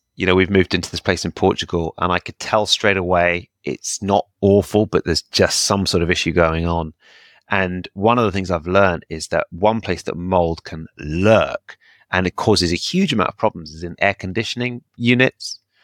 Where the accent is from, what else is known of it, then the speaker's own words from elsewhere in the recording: United Kingdom; I'm very British